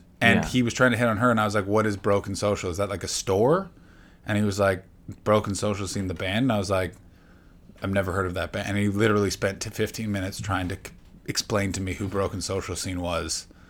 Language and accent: English; Ontario, Canada; I'm from the Ottawa Valley, so everyone sounds like Norm MacDonald.